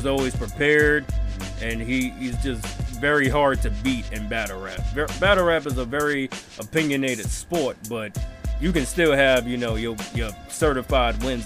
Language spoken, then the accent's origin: English; Newark, New Jersey, United States; I'm also from Newark